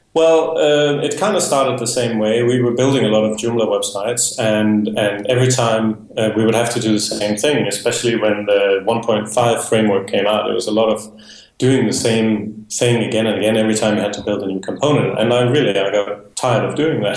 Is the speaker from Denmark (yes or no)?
yes; Denmark; moved away as an adult; now in Spain; I am originally from Denmark, uh, but I have uh, been living in Spain for the past 10 years